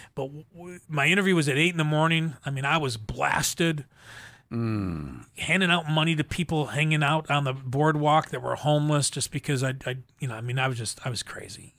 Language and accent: English; Buffalo, New York, United States; I grew up in Buffalo, New York